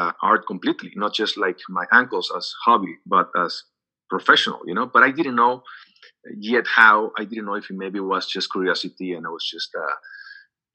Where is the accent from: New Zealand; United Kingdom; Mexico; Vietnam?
Mexico; Xicoténcatl, Tamaulipas; English is a second language; moved away as an adult; also born or lived in Ciudad Mante, Mexico / Miami, United States / Los Angeles, United States; I was raised in Jicotencal.